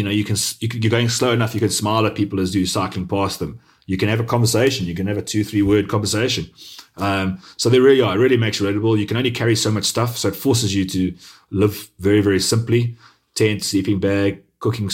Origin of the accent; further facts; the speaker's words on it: South Africa; as a South African